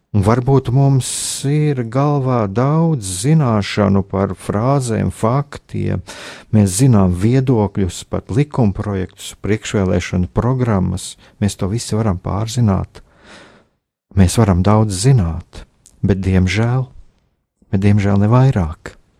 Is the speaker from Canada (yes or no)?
no; Latvia; mēs esam latvieši, mēs, jā, mēs piedaram latviešu tautai